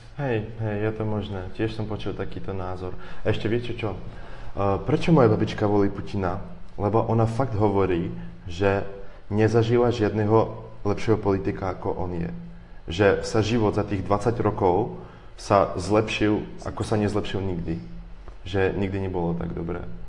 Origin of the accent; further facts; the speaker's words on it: Ukraine; Slovak is a second language; moved away; also born or lived in Russia; ja som tiež Ukrajinec